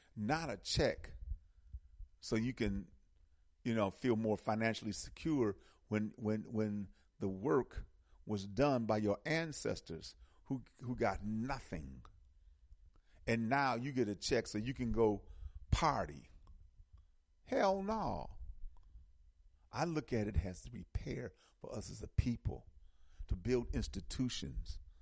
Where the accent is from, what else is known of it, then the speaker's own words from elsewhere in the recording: United States; Here in America, we're American African. We're American Africans.